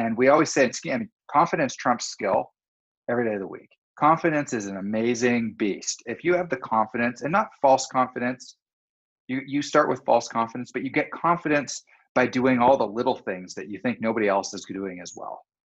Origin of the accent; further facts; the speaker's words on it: North Vancouver, British Columbia, Canada; also born or lived in Whistler; I grew up in Deep Cove and on the North Shore in Vancouver